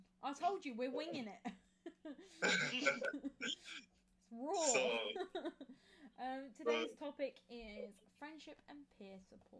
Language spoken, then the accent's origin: English; Kent, South East England, United Kingdom; I'm from Kent. I'm a third year law student.